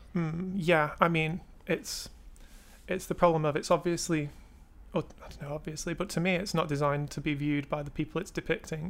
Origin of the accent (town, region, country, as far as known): England, United Kingdom